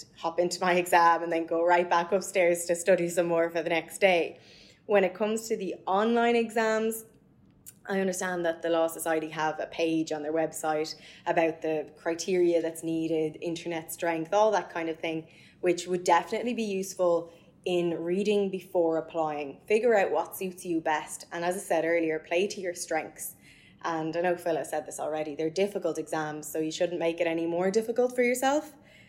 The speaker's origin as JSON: {"language": "English", "area": "Mayo", "region": "Connacht", "country": "Ireland", "said": "you're not from Dublin, I'm from Mayo"}